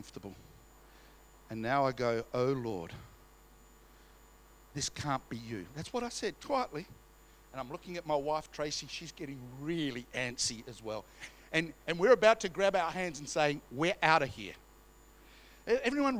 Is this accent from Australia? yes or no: yes; Australia; We're Australian